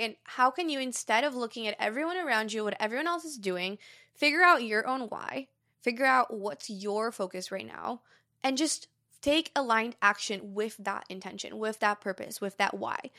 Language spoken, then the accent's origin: English; Brazil; moved away; I grew up in Brazil, I speak Portuguese fluently